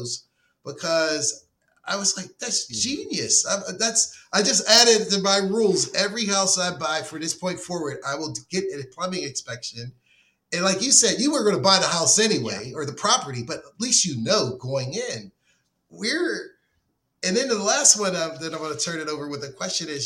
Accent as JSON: {"language": "English", "town": "Pittsburgh", "region": "Pennsylvania", "country": "United States", "moved": "as an adult", "lives_now": "Florida, United States", "said": "I'm from Pittsburgh"}